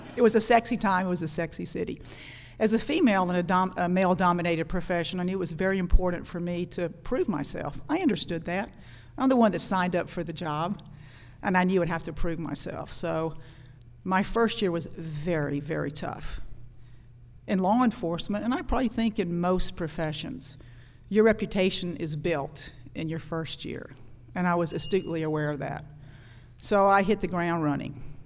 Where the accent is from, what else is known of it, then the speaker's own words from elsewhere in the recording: Monroe, Louisiana, United States; We're growing up in Monroe, Louisiana. Women were taught that you were going to get married right out of high school